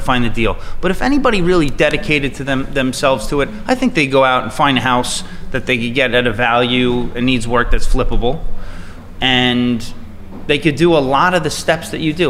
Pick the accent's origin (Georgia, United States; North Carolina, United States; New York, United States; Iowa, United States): New York, United States; Bayport; also born or lived in Sayville, New York; I grew up in Bayport Blue Point